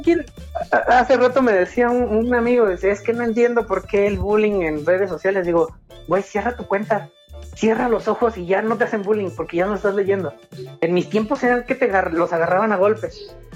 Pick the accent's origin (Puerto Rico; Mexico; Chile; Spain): Mexico; Como empresario, como persona, como mexicano